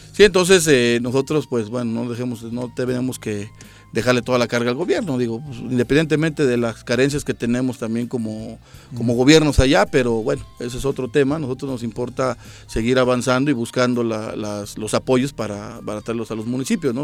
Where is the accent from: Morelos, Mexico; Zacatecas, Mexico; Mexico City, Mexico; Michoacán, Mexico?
Morelos, Mexico; Tetecala; Soy del municipio de Tetecala